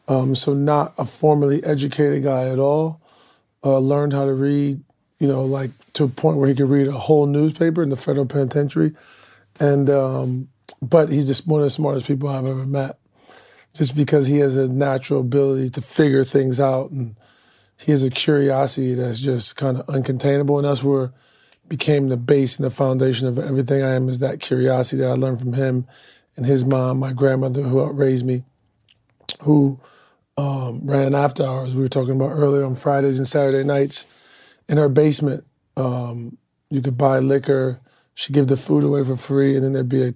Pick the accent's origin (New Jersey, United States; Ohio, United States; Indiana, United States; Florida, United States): Ohio, United States; Akron; I came up from Akron, Ohio. Grew up north side of Akron.